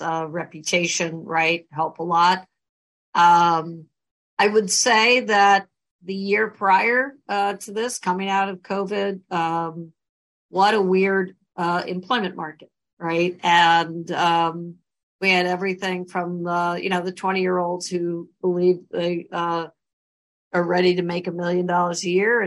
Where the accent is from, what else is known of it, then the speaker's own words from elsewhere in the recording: Raleigh, North Carolina, United States; moved away as an adult; also born or lived in Brooklyn, New York / Paris, France; now in Baltimore, United States; I was raised mainly in Raleigh, North Carolina